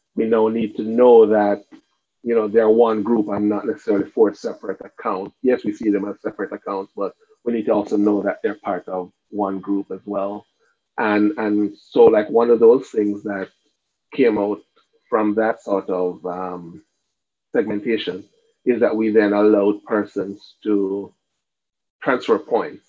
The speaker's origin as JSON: {"language": "English", "country": "Cayman Islands"}